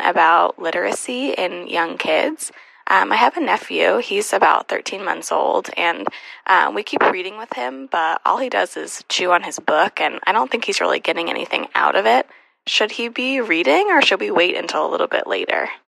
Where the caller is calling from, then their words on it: Sacramento, California, United States; I'm calling from Sacramento